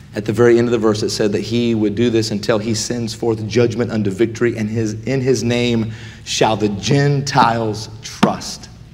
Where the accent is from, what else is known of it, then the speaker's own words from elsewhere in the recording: United States; we as American Christians